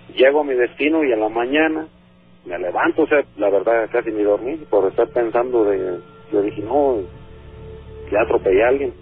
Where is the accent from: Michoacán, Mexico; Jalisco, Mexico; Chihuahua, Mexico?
Michoacán, Mexico; Zamora; soy de Zamora, Michoacán